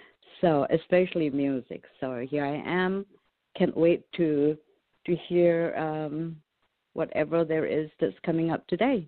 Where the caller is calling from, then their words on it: Champaign, Illinois, United States; I'm calling from Illinois, Champaign, Illinois